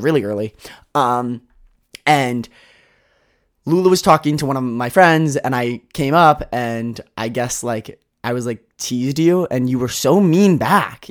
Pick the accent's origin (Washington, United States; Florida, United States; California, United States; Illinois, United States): Washington, United States; Seattle; moved away as an adult; I grew up in Seattle.